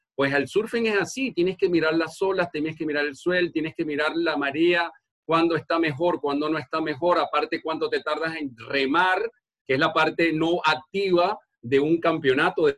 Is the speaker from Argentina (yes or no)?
no; Margarita Island, Nueva Esparta, Venezuela; moved away; Yo soy de la isla de Margarita, al oriente de, Venezuela